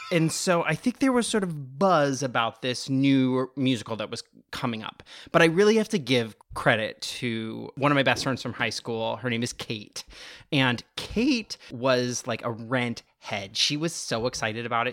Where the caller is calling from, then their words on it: Maplewood, New Jersey, United States; I'm calling from Maplewood, New Jersey